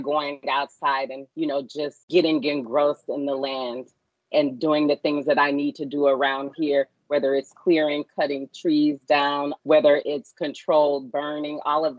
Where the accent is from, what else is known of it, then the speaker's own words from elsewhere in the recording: Baton Rouge, Louisiana, United States; I am a Louisiana native born and raised in Baton Rouge.